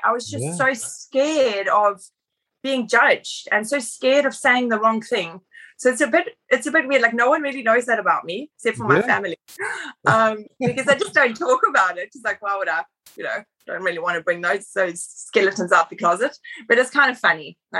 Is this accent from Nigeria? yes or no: no; South Africa; moved away as an adult; now in Australia; I'm from South Africa originally, so been in Australia for 10 years.